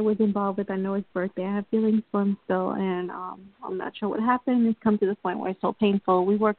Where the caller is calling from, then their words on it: New York, United States; I'm calling from New York. I'm a Virgo. My date of birth is September the 3rd, 1978